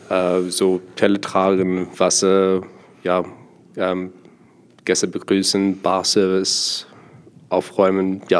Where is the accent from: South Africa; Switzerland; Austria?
South Africa; German is a second language; moved away as an adult; now in Germany; Ja, ich bin ähm, nicht deutsch, ich bin gebürtig Südafrikaner äh, und bin seit 2015 hier in Deutschland äh, und ich ja, bin hier gekommen für Studium.